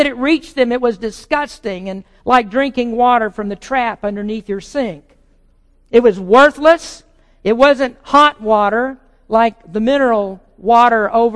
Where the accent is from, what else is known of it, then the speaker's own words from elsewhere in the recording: the South, United States; moved away; I came from the South